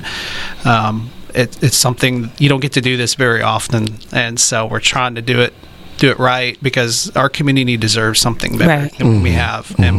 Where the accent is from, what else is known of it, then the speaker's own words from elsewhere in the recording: Texarkana, United States; moved away; also born or lived in Florida; I'm from Texarkana